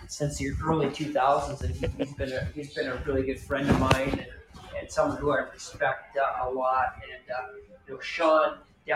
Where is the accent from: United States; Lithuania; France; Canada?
Canada; moved away; where I grew up in Canada